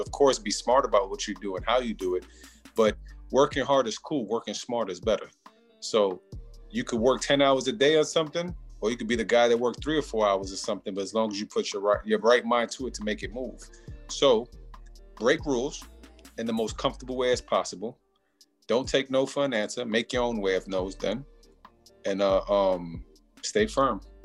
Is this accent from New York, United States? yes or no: yes; New York, United States; I'm from New York